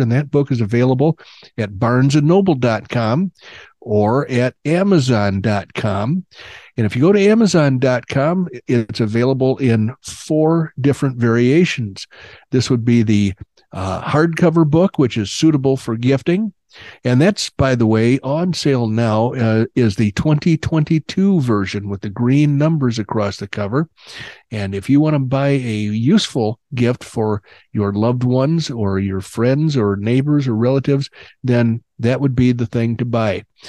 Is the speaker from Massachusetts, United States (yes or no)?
no; Illinois, United States; also born or lived in Oklahoma; now in Arizona, United States; I grew up in Illinois, not too far from Chicago